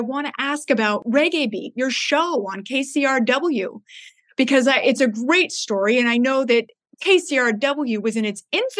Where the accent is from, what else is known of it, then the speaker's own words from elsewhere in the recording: Palos Verdes Estates, California, United States; You know, I grew up here in Los Angeles on the beaches. I grew up in a surf town, Palos Verdes Estates.